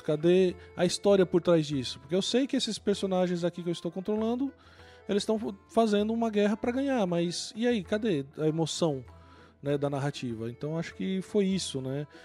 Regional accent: São Paulo, Brazil; moved away as an adult; also born or lived in Northeast Brazil; now in Northeast, Brazil; eu sou de São Paulo, moro aqui no Nordeste há 20 anos.

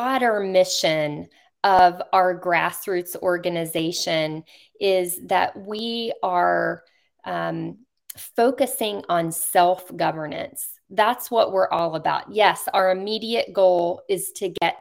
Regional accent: Virginia, United States; Virginia is my home state

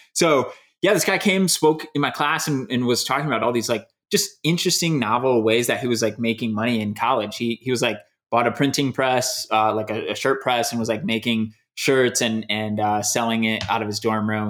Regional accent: Michigan, United States; moved away as an adult; also born or lived in Louisiana; now in Indiana, United States; I was born in Louisiana, but I, I was raised in Michigan.

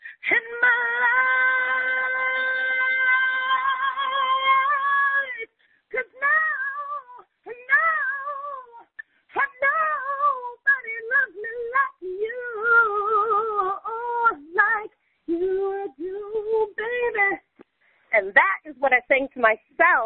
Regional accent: San Francisco Bay Area, California, United States; also born or lived in London / Berlin; now in California, United States; I grew up in San Francisco Bay Area

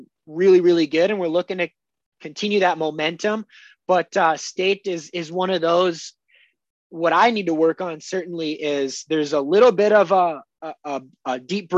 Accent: Alexandria, Minnesota, United States; I moved back to my hometown in Alexandria, Minnesota.

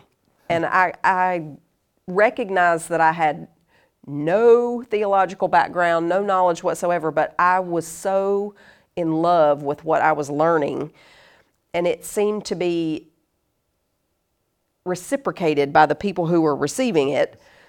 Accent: North Carolina, United States; also born or lived in Monterey, California; But yeah, I was born in California, and then we moved around a lot. But we sort of, it was a home base, really, in North Carolina, so in the South.

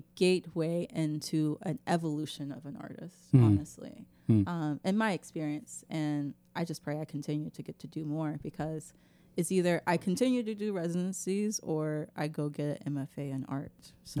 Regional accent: Memphis, Tennessee, United States; I'm from South Memphis

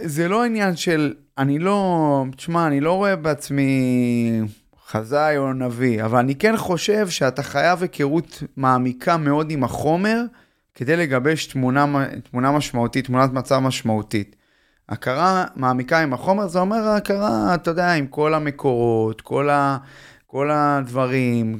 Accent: Tel Aviv, Tel Aviv District, Israel; אני תל אביבי, למדתי בגימנסיה הרצליה

